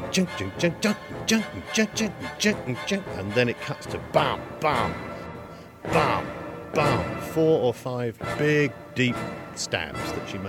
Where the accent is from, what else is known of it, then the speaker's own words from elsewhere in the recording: United Kingdom; I am a British composer and writer and broadcaster